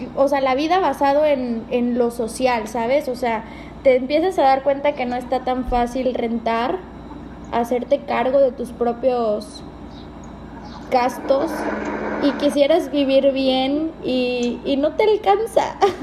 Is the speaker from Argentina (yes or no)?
no; Córdoba, Veracruz, Mexico; moved away as an adult; also born or lived in Mexico City